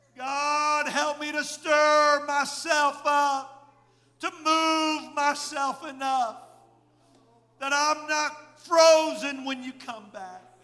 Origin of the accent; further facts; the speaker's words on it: Indiana, United States; moved away; I was raised in Indiana